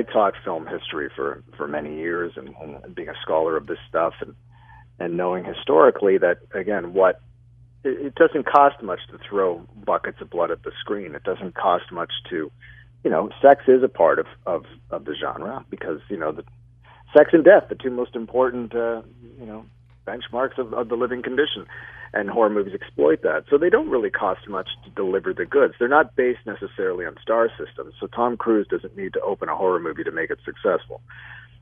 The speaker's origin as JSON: {"language": "English", "town": "Toronto", "region": "Ontario", "country": "Canada", "tie": "born or raised there", "said": "my hometown of Toronto"}